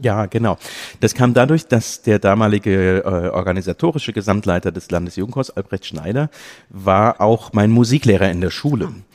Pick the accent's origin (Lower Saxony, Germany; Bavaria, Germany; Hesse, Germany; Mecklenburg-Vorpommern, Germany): Hesse, Germany; near Limburg an der Lahn; ich komme aus der Nähe von Limburg an der Lahn